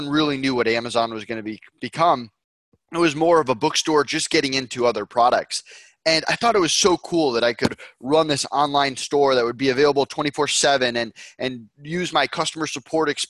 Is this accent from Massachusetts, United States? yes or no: yes; Longmeadow, Massachusetts, United States; I grew up in Longmeadow, Massachusetts, Western Mass